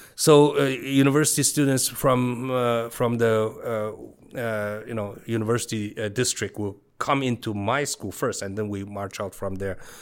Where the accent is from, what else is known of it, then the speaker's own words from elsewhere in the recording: Beijing, China; moved away as an adult; now in Taiwan; I was born and raised in Beijing